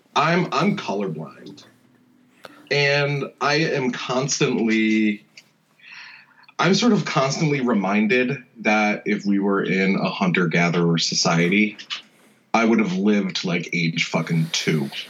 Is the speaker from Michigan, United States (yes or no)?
no; New Jersey, United States; moved away as an adult; also born or lived in Rhode Island; now in Philadelphia, United States; I was born in Philly and okay. then raised right over the bridge in, in New Jersey.